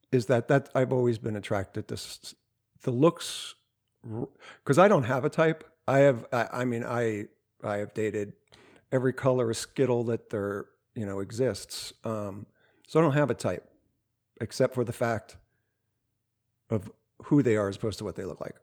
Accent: New Jersey, United States; I'm from South Jersey

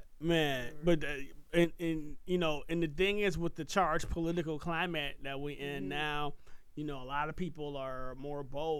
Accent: Puerto Rico; dude, I'm from Puerto Rico, not right, Mexico. Hey, right. Like, damn it, I'm a citizen.

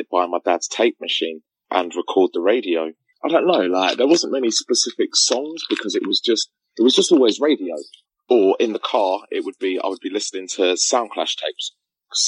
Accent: Luton, East of England, United Kingdom; also born or lived in Cambridge; I moved from Luton to Cambridge

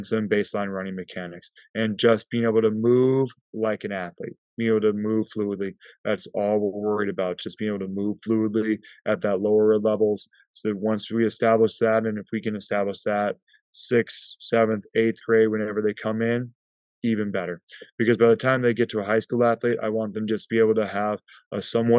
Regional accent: Prescott, Arizona, United States; growing up in Prescott, Arizona

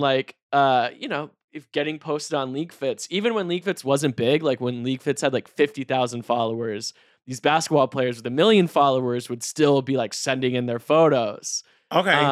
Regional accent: Raleigh, North Carolina, United States; I'm a kid from North Carolina

